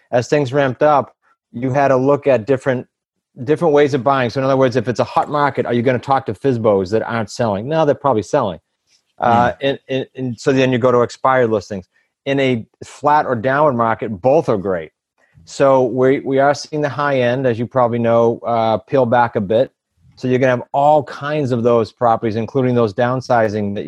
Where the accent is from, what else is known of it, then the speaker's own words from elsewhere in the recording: New England, United States; we're from New England